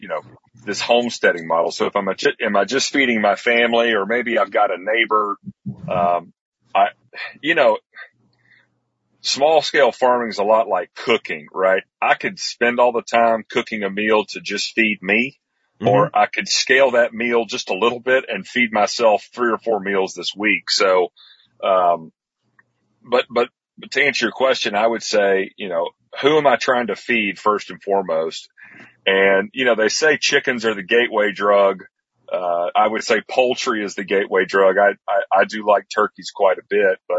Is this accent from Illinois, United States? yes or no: no; Athens, Tennessee, United States; also born or lived in Atlanta, Georgia; my hometown here in Athens, Decatur, Tennessee